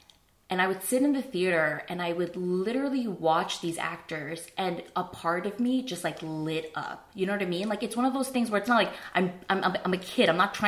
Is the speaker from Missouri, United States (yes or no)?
no; New Jersey, United States; I grew up in New Jersey. I'm a kid of retailers.